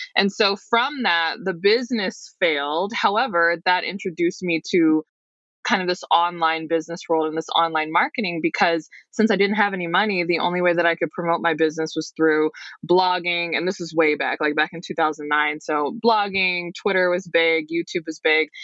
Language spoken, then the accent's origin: English; Detroit, Michigan, United States; I'm from the Detroit metro area